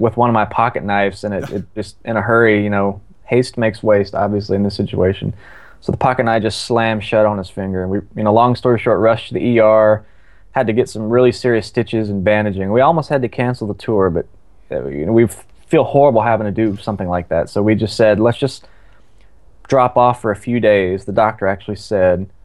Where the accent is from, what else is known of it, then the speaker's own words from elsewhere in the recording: Shreveport, Louisiana, United States; I'm personally from Shreveport, Louisiana